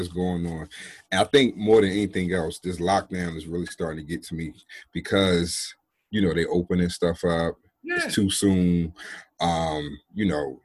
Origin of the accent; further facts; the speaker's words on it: New Jersey, United States; I'm originally from Jersey, born and raised